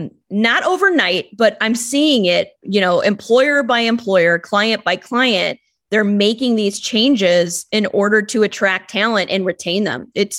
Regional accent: Illinois, United States; born or raised there

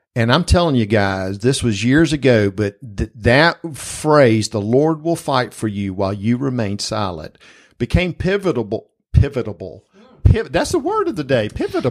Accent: Springfield, Georgia, United States; growing up in South Georgia, this house that we lived in at the time in Springfield, Georgia

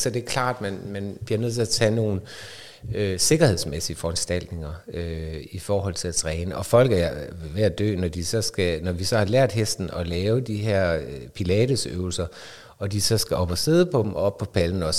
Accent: North Jutland, North Denmark Region, Denmark; moved away; also born or lived in Aarhus; jeg kommer fra Bundeland op i Nordjylland og boede på studeri

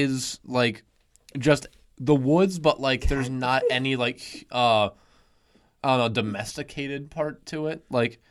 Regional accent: Pennsylvania, United States; us growing up in Pennsylvania

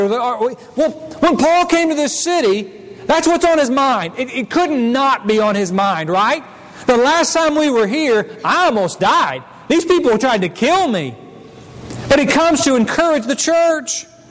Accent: Missouri, United States; moved away as an adult; I came from Missouri and not Tennessee

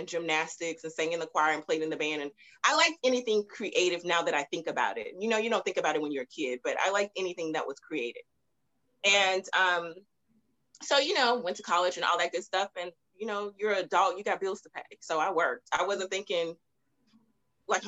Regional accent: Baton Rouge, Louisiana, United States; now in Houston, United States; I'm originally from Baton Rouge, Louisiana. And I moved to Houston a while ago

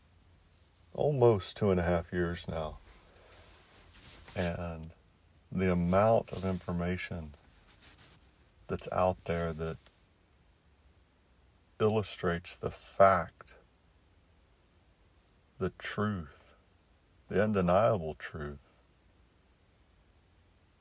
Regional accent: United States; Our country really is unique

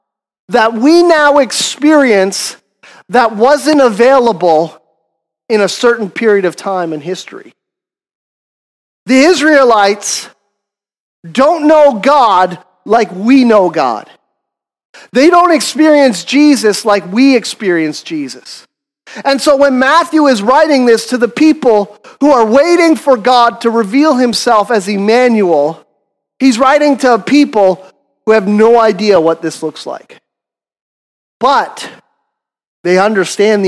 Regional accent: Canada; we're Canadian.

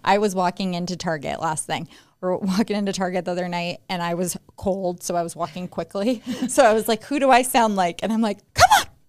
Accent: Las Vegas, Nevada, United States; I'm a native Las Vegan. I was born and raised here

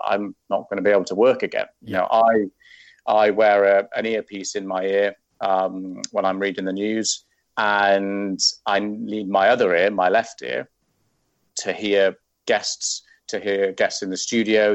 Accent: Wales, United Kingdom; moved away; I'm Welsh

